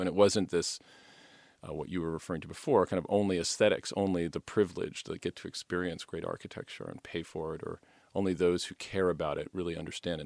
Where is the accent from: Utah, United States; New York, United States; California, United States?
New York, United States; Poughkeepsie; moved away as an adult; I moved back to my hometown of, uh, Poughkeepsie, New York